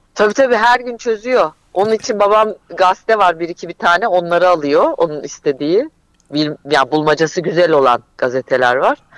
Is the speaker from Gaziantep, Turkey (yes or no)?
yes; Gaziantep, Turkey; moved away; benim Antep'ten zaten çıkışım, kaçışım, oradan uzaklaşmak istemem, orada yaşamak istememem